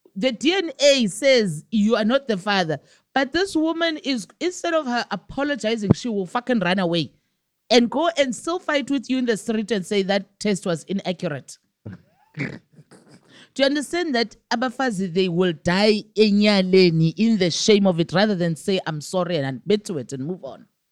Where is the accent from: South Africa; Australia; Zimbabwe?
South Africa; I'm a South African all the way for my taxes